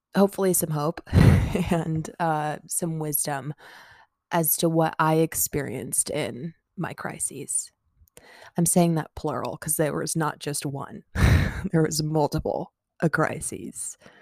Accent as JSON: {"language": "English", "town": "Omaha", "region": "Nebraska", "country": "United States", "said": "I'm from Omaha, Nebraska"}